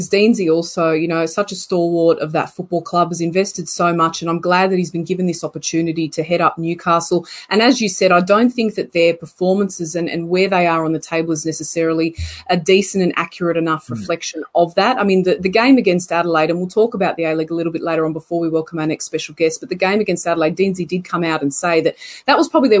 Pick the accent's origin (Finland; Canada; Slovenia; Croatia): Croatia; first language Croatian; English is a second language; As we say in Croatia, in my mother tongue, puno hvala, which means many thanks.